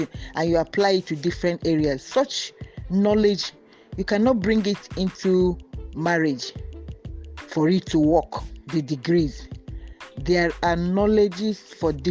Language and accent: English; Nigeria; I am a Nigerian, an agric engineer.